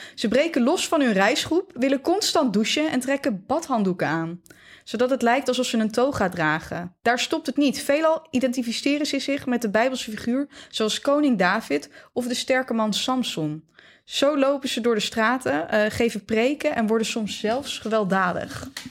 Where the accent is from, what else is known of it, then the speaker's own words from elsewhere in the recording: Netherlands; wij als Nederlanders